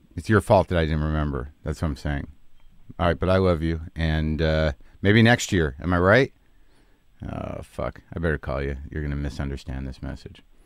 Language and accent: English; Albuquerque, New Mexico, United States; moved away; when I was growing up in Albuquerque, New Mexico